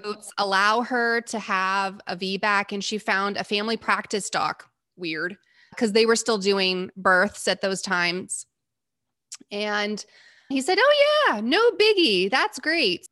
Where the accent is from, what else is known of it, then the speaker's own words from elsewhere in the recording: Texas, United States; And I'm from Texas, and that's my home.